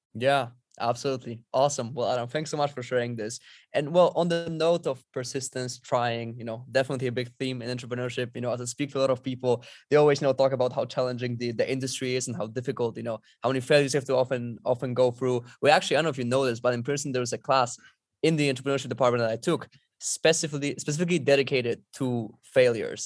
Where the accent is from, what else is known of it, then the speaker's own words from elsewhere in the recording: Poland; moved away as an adult; also born or lived in Princeton, United States; I'm originally from Poland. I lived in Europe throughout the entirety of my life